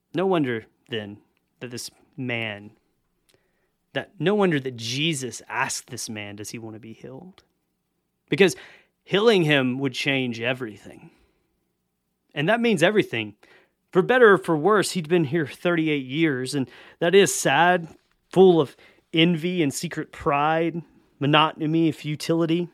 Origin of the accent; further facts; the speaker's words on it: the South, United States; I grew up in the South